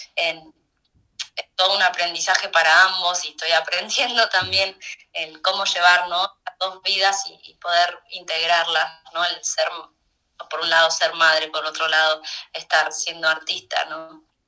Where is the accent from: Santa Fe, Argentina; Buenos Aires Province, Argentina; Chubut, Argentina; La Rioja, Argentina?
Buenos Aires Province, Argentina; Mar del Plata; moved away as an adult; cuando terminé la escuela me fui de mi ciudad natal, que es Mar del Plata, me fui, vine a Buenos Aires